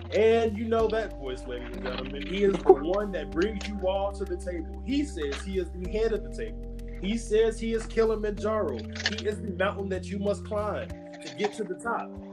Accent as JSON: {"language": "English", "town": "Gary", "region": "Indiana", "country": "United States", "tie": "born or raised there", "said": "Gary, Indiana is my hometown"}